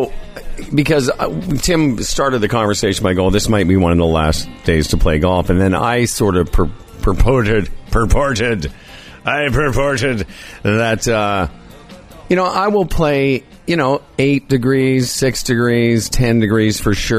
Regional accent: Saskatchewan, Canada; moved away as an adult; also born or lived in southern Ontario; now in Ontario, Canada; I come from Saskatchewan where the winters are way colder

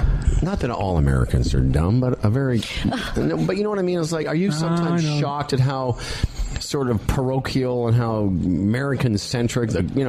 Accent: Moose Jaw, Saskatchewan, Canada; the little town I grew up in Moose Jaw

